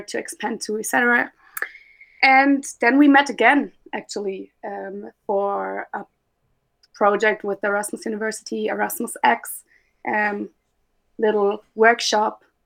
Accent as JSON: {"language": "English", "town": "Munich", "region": "Bavaria", "country": "Germany", "moved": "yes", "lives_now": "Rotterdam, Netherlands", "said": "my home base is now the Netherlands, but I'm from Munich, Germany"}